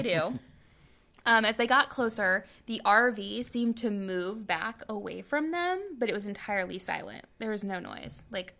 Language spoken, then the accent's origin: English; Nevada, United States; I'm from Nevada. What do you want from me?